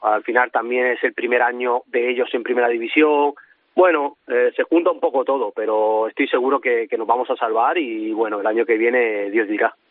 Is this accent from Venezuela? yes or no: no; Cieza, Region of Murcia, Spain; moved away as an adult; now in Naples, Italy; Murcia y Cieza, que, que de donde soy